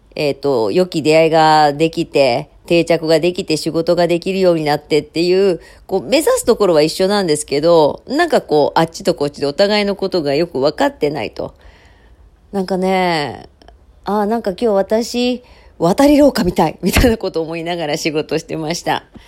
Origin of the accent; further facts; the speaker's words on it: Osaka, Japan; 私も大阪府民